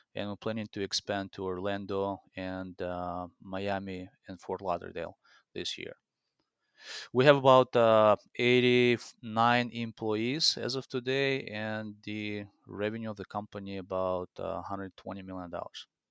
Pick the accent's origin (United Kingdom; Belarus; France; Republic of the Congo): Belarus; English is a second language; moved away as an adult; also born or lived in Spain / Italy; now in Minneapolis, United States; So I came to US in 2004. I came from Belarus, which is Eastern Europe.